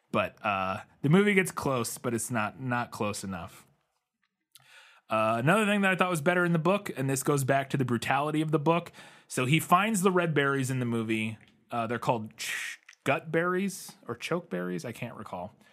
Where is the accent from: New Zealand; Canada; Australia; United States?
United States; As an American